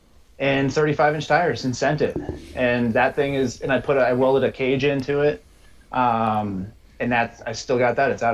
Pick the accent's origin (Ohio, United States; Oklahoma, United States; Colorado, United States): Colorado, United States; So I grew up in Colorado, started wheeling when I was like 15